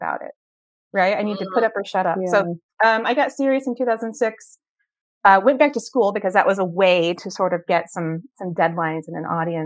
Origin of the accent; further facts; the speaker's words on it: Central Indiana, United States; I'm from Central Indiana